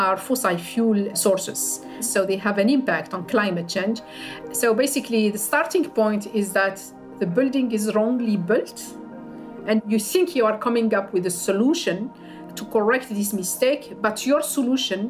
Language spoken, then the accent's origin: English; Algiers, Algiers Province, Algeria; moved away; I grew up in Algiers, in the capital city